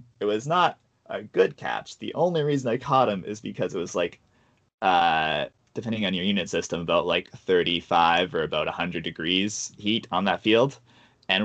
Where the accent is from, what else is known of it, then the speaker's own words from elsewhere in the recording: Pacific Northwest, United States; given that we're all like from the Northwest where it does not get that hot